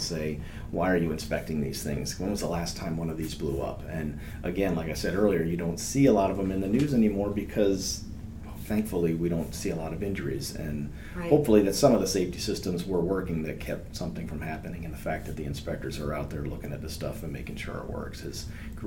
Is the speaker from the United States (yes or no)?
yes; Vermont, United States; moved away as an adult; now in North Carolina, United States; I'm from Vermont originally